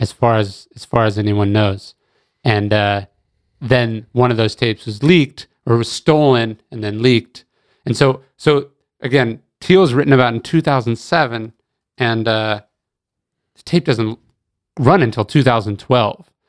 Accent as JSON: {"language": "English", "town": "Sacramento", "region": "California", "country": "United States", "tie": "born or raised there", "also_born_or_lived": "Riverside, California", "moved": "yes", "lives_now": "Austin, United States", "said": "I grew up in Sacramento"}